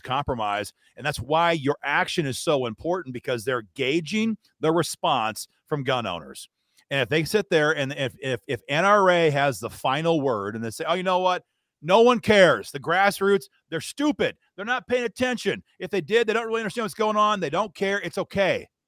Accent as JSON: {"language": "English", "region": "Iowa", "country": "United States", "tie": "born or raised there", "said": "my home state of Iowa"}